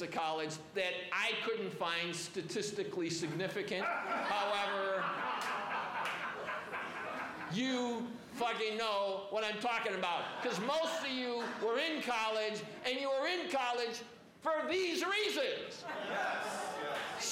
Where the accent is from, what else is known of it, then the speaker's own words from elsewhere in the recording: Chicago, Illinois, United States; I am from Chicago